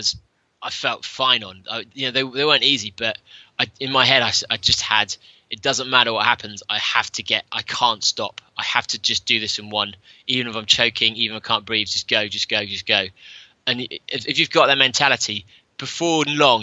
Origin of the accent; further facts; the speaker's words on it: England, United Kingdom; Third English, which meant I qualified for the England team